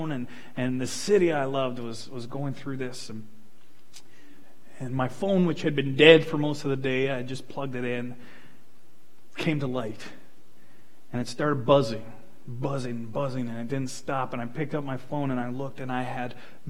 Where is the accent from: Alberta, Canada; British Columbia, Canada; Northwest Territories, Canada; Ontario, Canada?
Alberta, Canada; Fort McMurray; I grew up in Fort McMurray. This place is my home